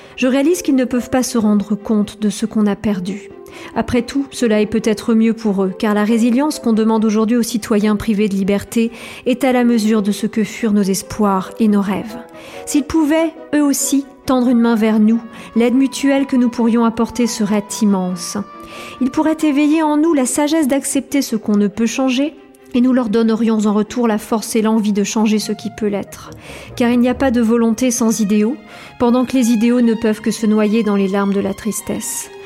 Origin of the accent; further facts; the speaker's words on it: Colmar, Grand Est, France; Je suis née en 1978 à Colmar